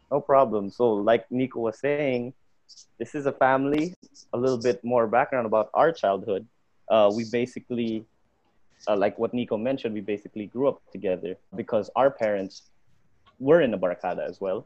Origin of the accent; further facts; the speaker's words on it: Bacolod, Negros Island Region, Philippines; also from Bacolod